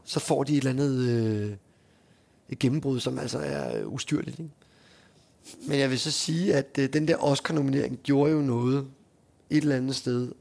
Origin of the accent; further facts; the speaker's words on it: Hundested, Capital Region of Denmark, Denmark; moved away; also born or lived in Frederiksværk; vi er fra Hundested fra Frederiksværk